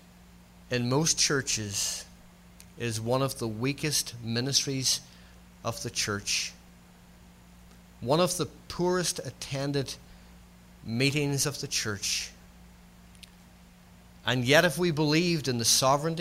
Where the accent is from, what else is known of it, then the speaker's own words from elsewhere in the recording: Northern Ireland, United Kingdom; accent: Scots-Irish; If you're trying to work out my accent is Scots-Irish. All my kin are Scots people. I'm a Scotsman who was born in the north of Ireland.